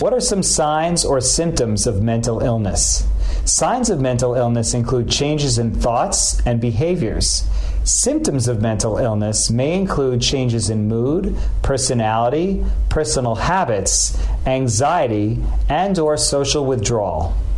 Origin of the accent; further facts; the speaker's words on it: Chicago, Illinois, United States; I'm from Chicago, Illinois.